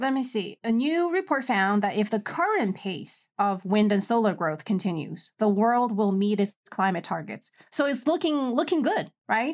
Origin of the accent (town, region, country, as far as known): China